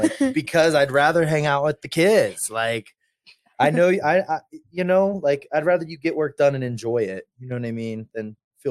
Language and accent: English; Myrtle Beach, South Carolina, United States; moved away as an adult; also born or lived in Charleston, South Carolina; now in Denver, United States; I'm from Myrtle Beach, South Carolina